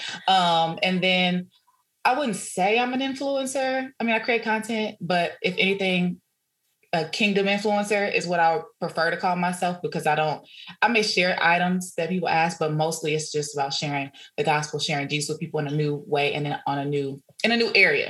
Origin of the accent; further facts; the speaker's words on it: Dallas, Texas, United States; also born or lived in Houston / Nacogdoches; I'm originally from Dallas